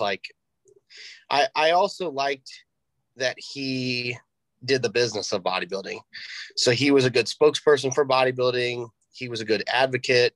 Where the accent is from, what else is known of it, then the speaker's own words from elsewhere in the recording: Greenwood, United States; I'm born and raised here in Greenwood. This is my hometown.